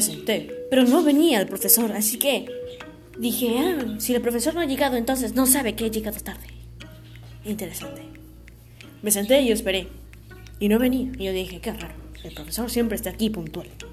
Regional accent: Peru; Así somos, los peruanos

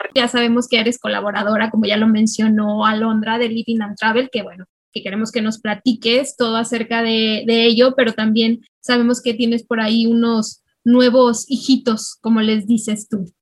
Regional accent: Mexico; las tres que estamos aquí somos mexicanas

